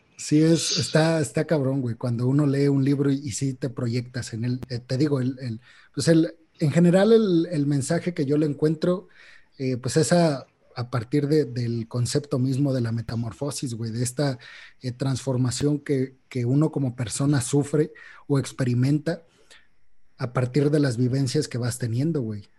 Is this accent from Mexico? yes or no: yes; Mexico; a los mexicanos